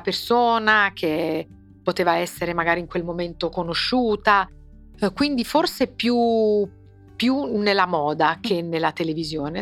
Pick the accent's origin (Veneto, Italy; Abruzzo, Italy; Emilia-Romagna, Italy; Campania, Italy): Campania, Italy; Naples; io sono napoletana